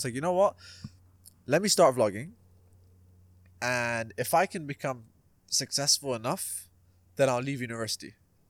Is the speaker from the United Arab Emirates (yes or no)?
yes; Dubai, United Arab Emirates; born there; also born or lived in London, United Kingdom; So I was born in Dubai.